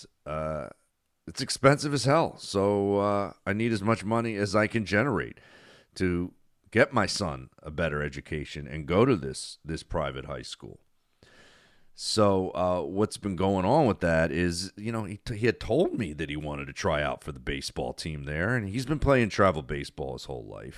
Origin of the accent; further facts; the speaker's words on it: New Jersey, United States; I grew up in South Jersey